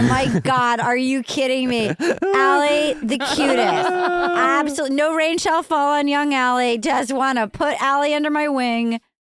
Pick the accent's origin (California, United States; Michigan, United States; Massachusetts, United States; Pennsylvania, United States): Massachusetts, United States; Fall River; I was born in Fall River.